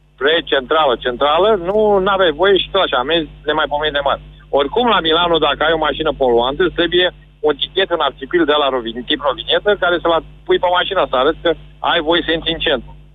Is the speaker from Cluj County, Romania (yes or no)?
no; Galați, Galați County, Romania; nu sunt din București, sunt din Galați